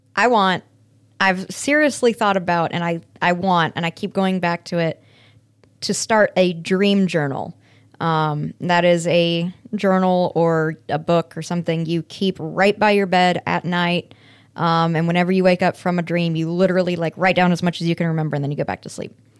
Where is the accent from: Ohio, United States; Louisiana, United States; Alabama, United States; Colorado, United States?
Colorado, United States; Aurora; my hometown of Aurora, Colorado